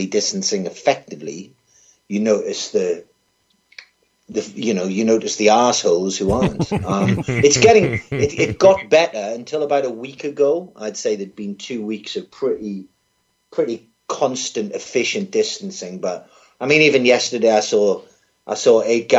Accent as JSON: {"language": "English", "town": "Newcastle upon Tyne", "region": "North East England", "country": "United Kingdom", "tie": "born or raised there", "also_born_or_lived": "Cardiff, Wales", "accent": "Geordie", "moved": "as an adult", "lives_now": "London, United Kingdom", "said": "I'm from Newcastle in the northeast of England, and I went to Cardiff, Wales, to do my journalism degree"}